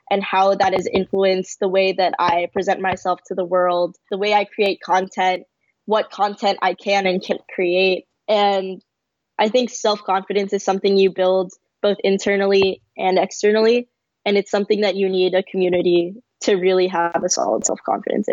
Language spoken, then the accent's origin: English; San Francisco, California, United States; I grew up in San Francisco in a predominantly East Asian area